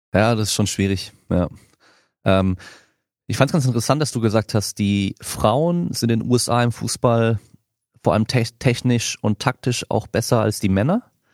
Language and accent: German; France; now in Germany; eigentlich komme ich aus Frankreich